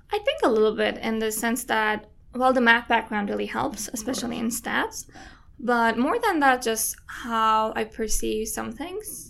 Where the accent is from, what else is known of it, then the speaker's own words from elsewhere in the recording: Istanbul, Turkey; moved away as an adult; I'm Turkish. I'm from Istanbul